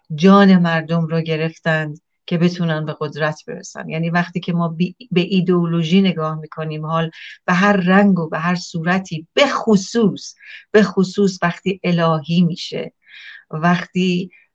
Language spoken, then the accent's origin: Persian; Iran; moved away; من ایرانیم